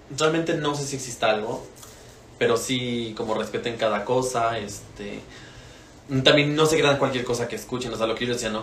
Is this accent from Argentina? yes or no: no; Mexico; nosotros como mexicanos